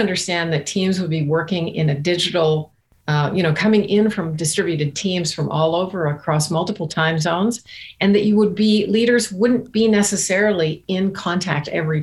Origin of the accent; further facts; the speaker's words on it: Canada; now in Barbados; we're Canadian, so our employees have been right from the East Coast to the West Coast